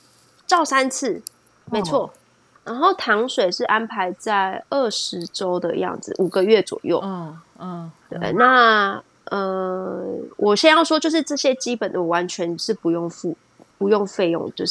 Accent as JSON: {"language": "Chinese", "country": "Taiwan", "lives_now": "United Kingdom", "said": "谁外国人谁跟你外国人？我台湾人"}